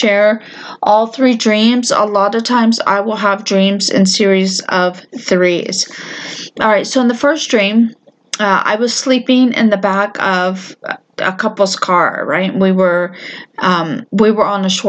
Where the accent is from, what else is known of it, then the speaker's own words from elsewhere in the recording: Florida, United States; moved away; I'm from Florida